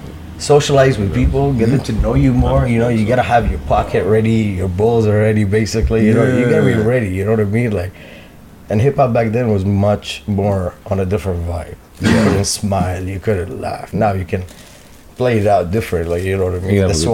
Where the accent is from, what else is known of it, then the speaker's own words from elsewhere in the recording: Toronto, Ontario, Canada; I'm from Toronto.